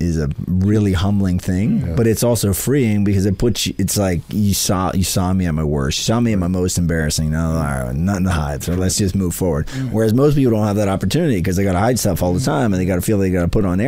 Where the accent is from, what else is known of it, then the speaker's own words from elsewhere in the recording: Central Pennsylvania, United States; I'm from Central PA, and my wife makes fun of me. So she's from Harrisburg area, and I was born 2-ish hours west of that.